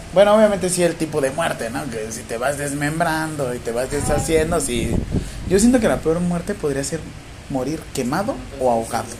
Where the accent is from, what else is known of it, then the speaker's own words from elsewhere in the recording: Mexico; a mí como mexicano